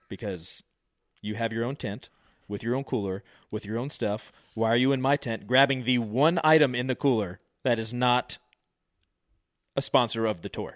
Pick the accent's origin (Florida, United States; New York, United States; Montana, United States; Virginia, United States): Virginia, United States; My buddy Omar, we grew up in Virginia